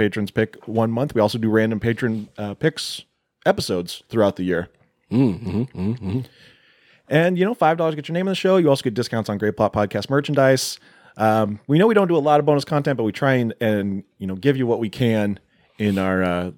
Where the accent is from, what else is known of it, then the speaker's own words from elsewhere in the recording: United States; We're not greedy, but we are American.